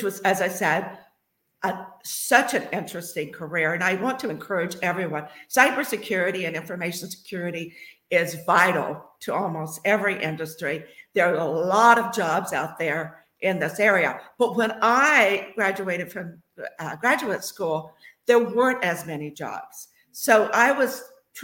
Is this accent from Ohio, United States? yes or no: yes; Franklin, Ohio, United States; I grew up in Franklin, Ohio, just south of Dayton